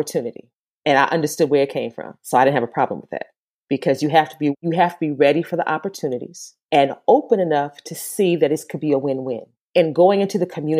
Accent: Gary, Indiana, United States; also born or lived in New York; now in Charlotte, United States; back in my hometown of Gary

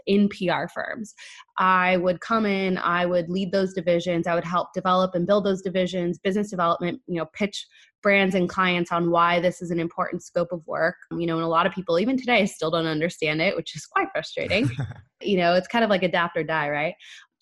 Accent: San Diego, California, United States; moved away as an adult; now in Los Angeles, United States; I am from San Diego

